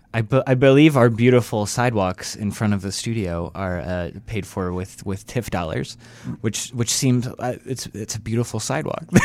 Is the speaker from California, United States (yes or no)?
no; Atlanta, Georgia, United States; now in Chicago, United States; I'm originally from Atlanta